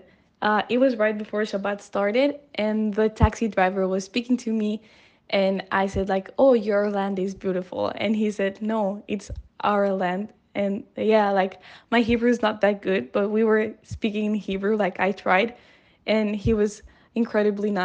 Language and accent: English; Ecuador; also born or lived in Israel; I'm from Ecuador and I lived in Israel for a year.